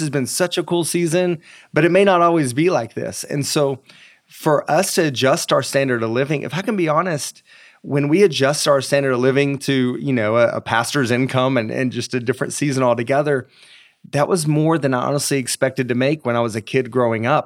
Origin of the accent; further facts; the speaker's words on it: East Tennessee, United States; I grew up in a very small town in East Tennessee.